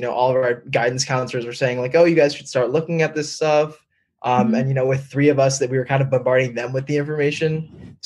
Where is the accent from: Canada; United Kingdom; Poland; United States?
United States; Northern New Jersey; I'm originally from Northern New Jersey